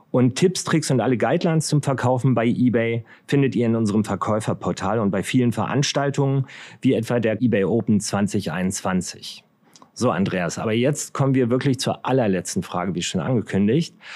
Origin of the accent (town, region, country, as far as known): Potsdam, Brandenburg, Germany; born or raised there